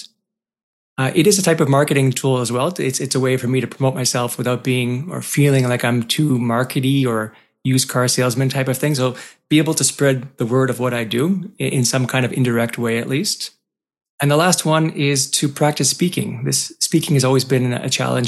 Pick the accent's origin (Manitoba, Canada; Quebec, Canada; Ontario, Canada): Quebec, Canada; Montreal; I was born and raised in Montreal